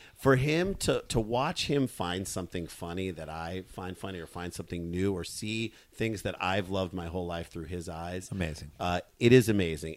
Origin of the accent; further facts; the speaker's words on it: St. Louis, Missouri, United States; we grew up in St. Louis